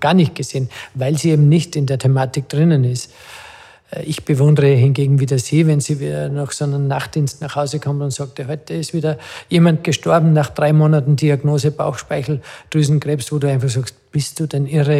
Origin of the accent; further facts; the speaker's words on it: Adnet, Salzburg, Austria; weil ich mit dem Peter äh, ja, aufgewachsen bin in dem Dorf Atnet